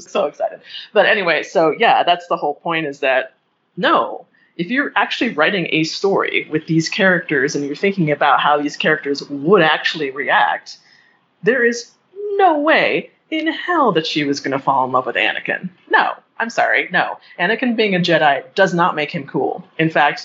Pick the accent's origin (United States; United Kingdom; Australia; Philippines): United States; Boulder, Colorado; I was poor growing up in Boulder